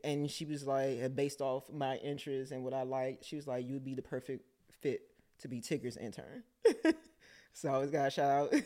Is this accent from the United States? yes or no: yes; Washington, District of Columbia, United States; me growing up in Southeast